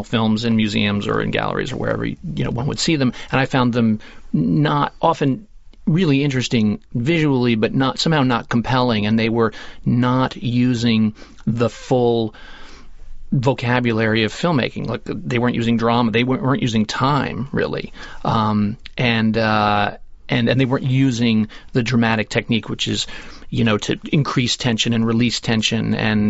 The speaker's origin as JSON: {"language": "English", "region": "Connecticut", "country": "United States", "tie": "born or raised there", "said": "I grew up in Connecticut."}